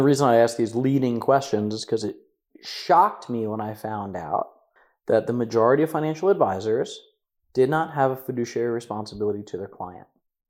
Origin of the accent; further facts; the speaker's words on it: New Jersey, United States; moved away; I'm from Jersey